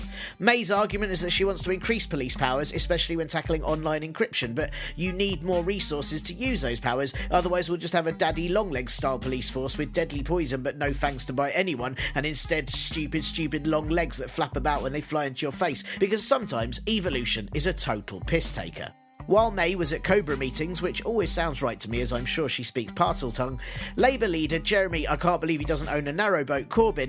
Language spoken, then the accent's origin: English; London, United Kingdom; "So, I'm from London,"